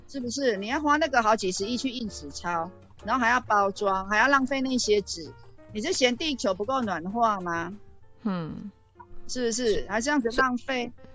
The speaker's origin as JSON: {"language": "Chinese", "region": "Taichung", "country": "Taiwan", "said": "教训你欺负我们台中人"}